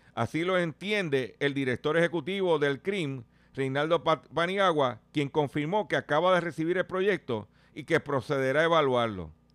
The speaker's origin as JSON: {"language": "Spanish", "country": "Puerto Rico", "said": "nosotros como puertorriqueños que vivimos aquí"}